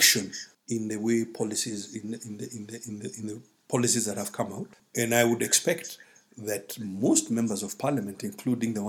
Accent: Kenya; as a Kenyan

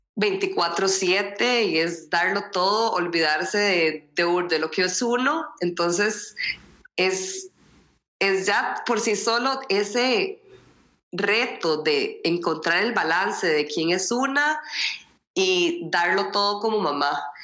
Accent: Costa Rica; moved away as an adult; also born or lived in Sweden; soy costarricense pero eh, di a luz a mis dos hijos en Suecia

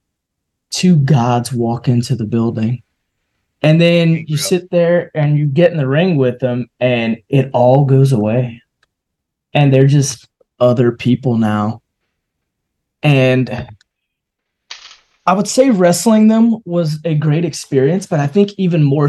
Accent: Louisiana, United States; my hometown

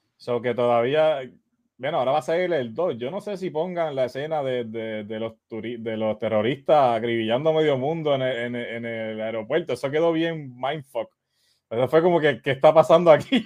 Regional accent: Quebradillas, Puerto Rico; me fui a un vídeo 1 que había aquí en Quebradilla

